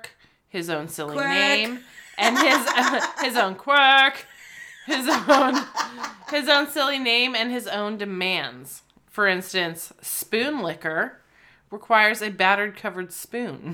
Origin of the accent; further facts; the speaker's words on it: United States; we're American